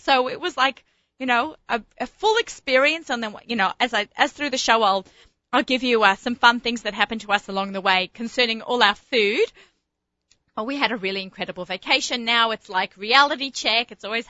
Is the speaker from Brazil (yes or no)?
no; Australia; being the Aussie gourmet and personal chef and foodie, food lover, food shopper, food everything.